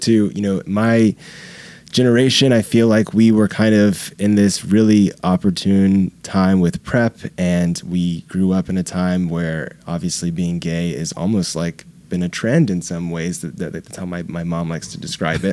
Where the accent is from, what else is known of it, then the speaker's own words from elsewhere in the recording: Jacksonville, the South, United States; moved away; I'm from the South as well